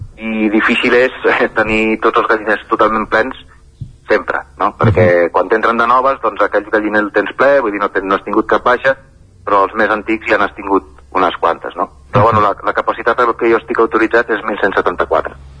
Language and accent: Catalan; Barcelona, Catalonia, Spain; moved away as an adult; also born or lived in Collbató; now in Sora, Spain; jo sóc, jo sóc nascut a Barcelona eh, i he viscut bastants anys a, a Collbató